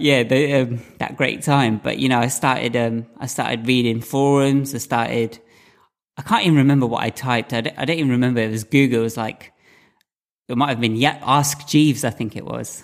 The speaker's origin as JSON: {"language": "English", "country": "United Kingdom", "tie": "born or raised there", "said": "I'm a British-born Indian"}